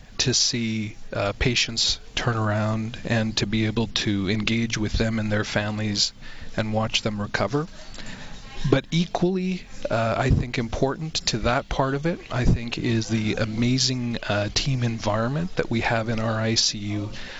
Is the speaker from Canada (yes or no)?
yes; Canada; One of the defining features of being a Canadian is our universal access healthcare system.